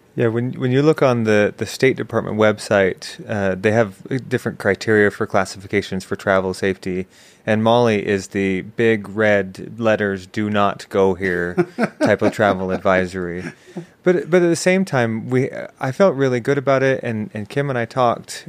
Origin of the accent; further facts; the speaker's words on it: Orem, Utah, United States; also born or lived in Salt Lake City, Utah; I grew up in Orem